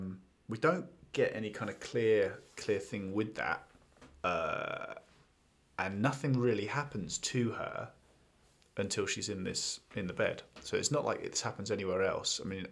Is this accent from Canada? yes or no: no; London, United Kingdom; I also think there's an element that I don't know if being British and, you know, London and seeing all those iconic parts